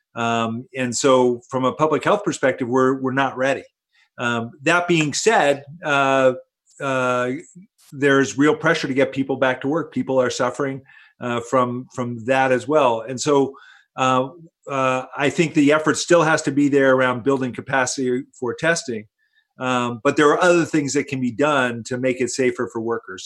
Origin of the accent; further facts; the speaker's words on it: Princeton, New Jersey, United States; I grew up here in Princeton, and uh, my family's been here since since 1960